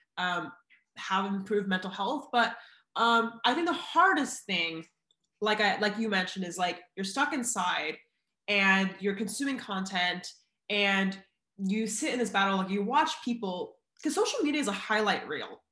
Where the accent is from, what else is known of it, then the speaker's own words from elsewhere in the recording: Oregon, United States; now in California, United States; I'm from Oregon